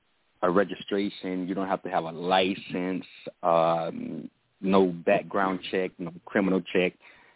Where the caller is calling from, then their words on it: Texas, United States; Currently reside in Texas.